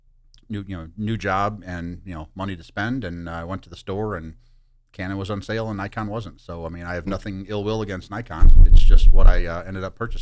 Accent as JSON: {"language": "English", "town": "St. Louis", "region": "Missouri", "country": "United States", "tie": "born or raised there", "said": "I grew up in St. Louis"}